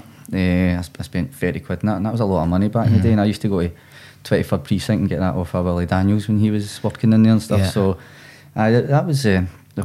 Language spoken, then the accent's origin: English; Johnstone, Scotland, United Kingdom; I started going to my local club, which was Club 69, because I'm from Johnston and it's in Paisley